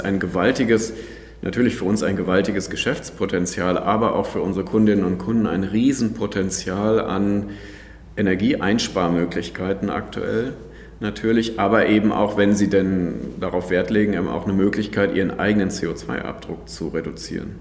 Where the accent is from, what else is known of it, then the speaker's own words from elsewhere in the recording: North Rhine-Westphalia, Germany; moved away; also born or lived in Frankfurt / London / Madrid / Bonn; Ursprünglich bin ich aus Ostwestfalen, insofern ist das auch mentalitätsmäßig nicht ganz fern von dem, wo ich mal herkomme.